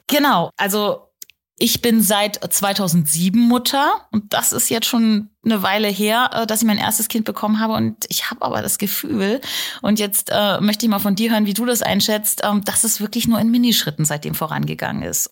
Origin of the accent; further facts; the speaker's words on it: Germany; bei uns in Deutschland